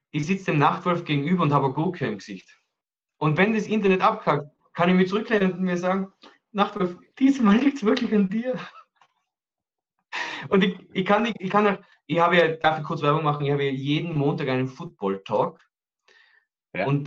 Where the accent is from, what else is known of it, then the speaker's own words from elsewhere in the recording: Austria; Ich glaube, wir sind Österreicher im Ausland sehr beliebt.